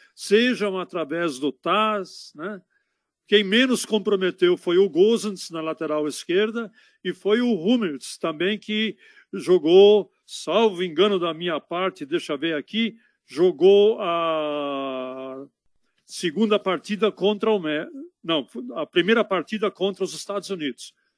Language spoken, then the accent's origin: Portuguese; Berlin, Germany; now in São Paulo, Brazil; Prenzlauer Berg, é lá em Berlim. Prenzlauer Berg, na época que eu nasci lá